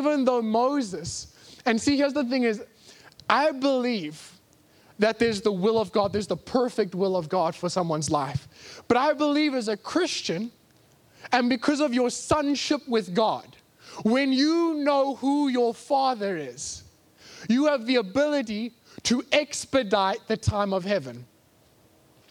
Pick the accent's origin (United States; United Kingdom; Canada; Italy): United Kingdom; England; I'm English